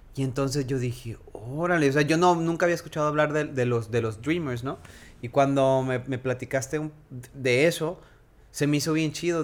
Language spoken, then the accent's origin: Spanish; Mexico; yo nací en México, yo crecí en México